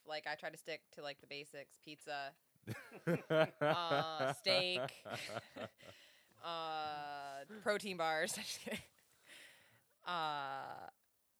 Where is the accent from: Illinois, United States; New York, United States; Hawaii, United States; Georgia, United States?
New York, United States; we're from New York